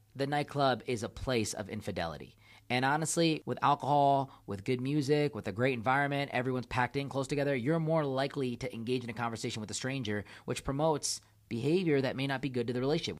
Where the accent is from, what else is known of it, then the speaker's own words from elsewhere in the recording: India; my country, I'm from India